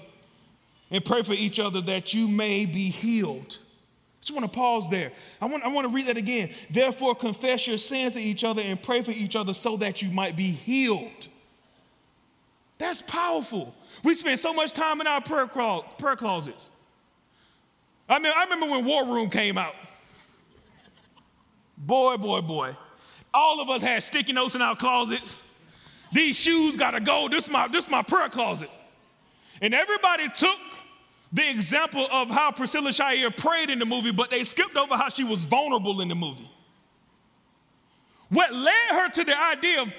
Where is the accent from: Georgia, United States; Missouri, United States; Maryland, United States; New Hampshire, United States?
Georgia, United States; moved away as an adult; now in Louisville, United States; We are a couple that are not from Louisville. We're from Georgia.